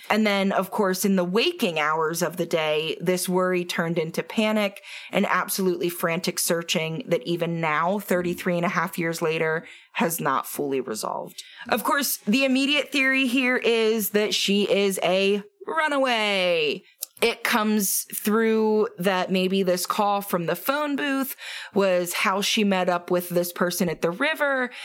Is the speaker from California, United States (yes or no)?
no; Halifax, Pennsylvania, United States; moved away; I know that you know my hometown